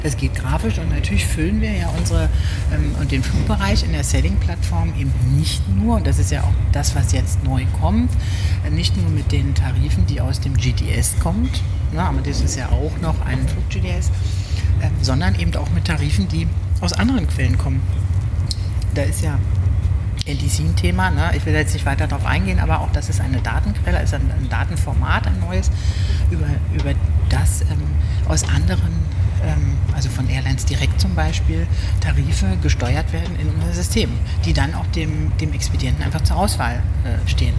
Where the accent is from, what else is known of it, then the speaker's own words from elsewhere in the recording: Berlin, Germany; Hermsdorf, äh, Weidmannslust, ähm, habe ich gewohnt. Hermsdorf äh, bin ich zur Schule gegangen